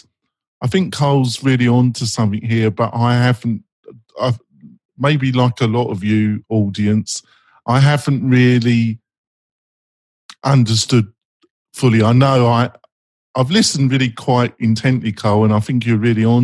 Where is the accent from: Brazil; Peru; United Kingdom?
United Kingdom; England; also born or lived in Scandinavia; I'm English